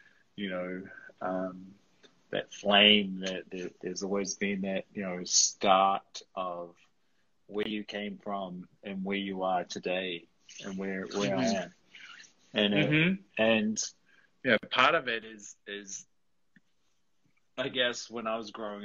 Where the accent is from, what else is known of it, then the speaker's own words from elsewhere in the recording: Greymouth, West Coast, New Zealand; moved away as an adult; now in Canada; We were growing up in Greymouth